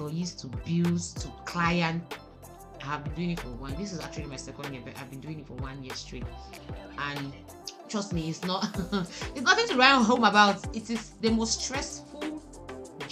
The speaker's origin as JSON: {"language": "English", "town": "Buea", "region": "Southwest Region", "country": "Cameroon", "tie": "born or raised there", "said": "I'm a Boya girl. I was born and bred in Boya"}